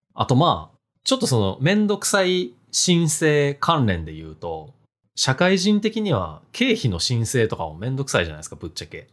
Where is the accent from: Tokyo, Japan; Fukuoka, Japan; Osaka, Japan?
Osaka, Japan; Hirakata; 僕の地元、平パー